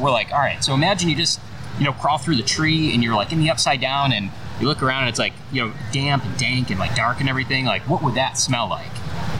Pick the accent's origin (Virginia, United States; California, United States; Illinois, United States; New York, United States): Illinois, United States; Chicago; moved away as an adult; now in Florida, United States; we used to live in Chicago. We're born and raised in Chicago. We've been down here for 7 or 8 years now.